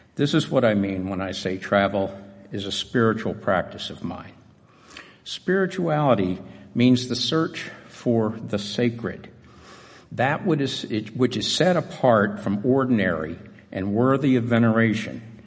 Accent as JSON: {"language": "English", "town": "Atlanta", "region": "Georgia", "country": "United States", "tie": "born or raised there", "said": "Growing up in Atlanta"}